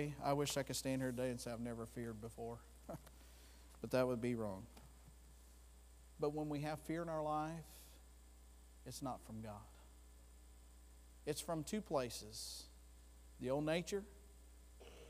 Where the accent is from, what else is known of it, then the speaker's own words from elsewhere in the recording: Florida, United States; I'm from Florida